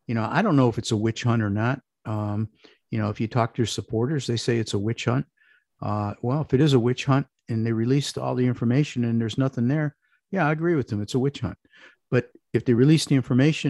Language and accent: English; Parma, Ohio, United States; moved away as an adult; also born or lived in Chicago; I grew up in a suburb of Cleveland called Parma